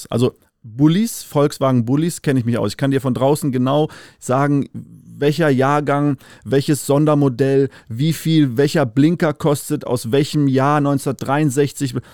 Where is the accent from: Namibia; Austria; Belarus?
Namibia; Windhoek, Khomas; now in Germany; Äh, fünfte Generation aufgewachsen in Namibia, äh, geboren äh, in der Hauptstadt, in Windhoek City